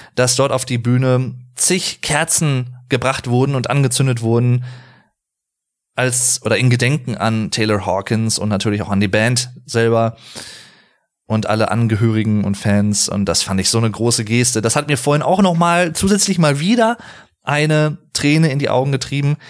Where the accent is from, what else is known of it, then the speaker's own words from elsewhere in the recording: Sauerland, North Rhine-Westphalia, Germany; ich komme aus dem Sauerland